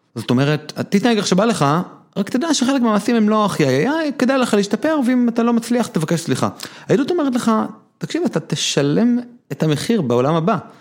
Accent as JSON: {"language": "Hebrew", "town": "Neve Monosson", "region": "Central District", "country": "Israel", "tie": "born or raised there", "said": "אני גדלתי בבית חילוני כזה קצת מיוחד, שהיה בבית כנסת בנווה מונוסון איפה שגדלתי"}